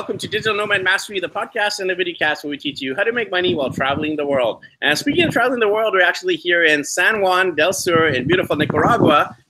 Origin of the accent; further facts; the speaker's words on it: Vancouver, British Columbia, Canada; And I'm actually from Vancouver, BC, Canada originally.